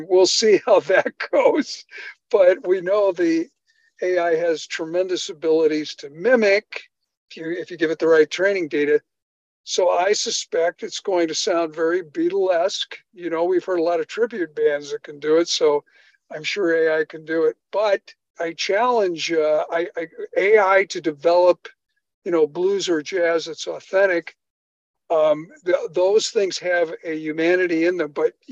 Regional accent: Chicago, Illinois, United States; moved away; I grew up in Chicago

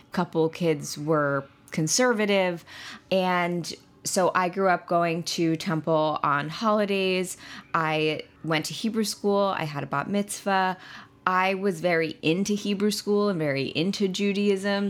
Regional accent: Long Island, New York, United States; now in New York City, United States; I am a true New Yorker. I am from Long Island, and I have been living in New York City for nine years now

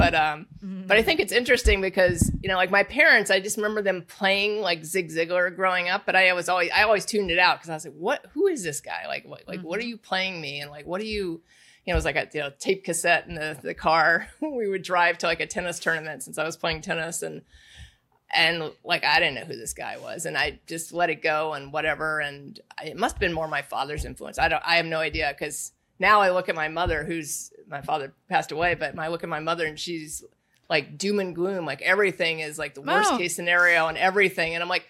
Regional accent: Indiana, United States; I grew up in Indiana. So Indiana's a big basketball state.

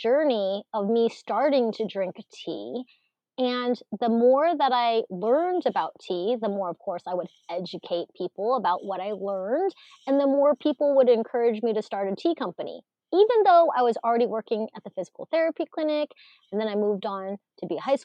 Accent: Alaska, United States; English is a second language; growing up, not speaking English as my first language, and just trying to fit in the early 80s, especially in Alaska

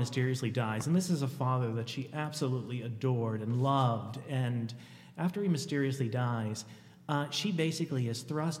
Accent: Miami, Florida, United States; moved away as an adult; also born or lived in Shelby, Ohio; now in Ohio, United States; I was born and raised in Miami, Florida.

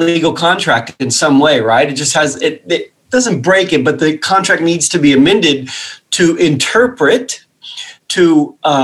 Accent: Western Kentucky, United States; I grew up in Western Kentucky

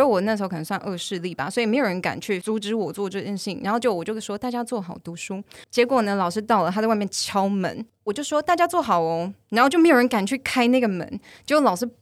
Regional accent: Taiwan; moved away as an adult; also born or lived in Bangkok; 我没有号称我是真的台湾土生土长啊

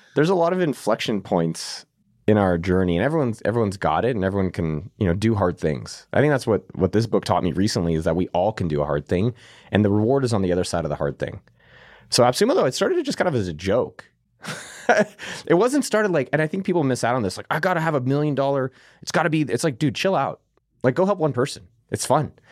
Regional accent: Silicon Valley, California, United States; I come from Silicon Valley where I was very lucky to be around this, like, elite environment, working for Zuckerberg directly, growing up literally a few miles from Apple headquarters

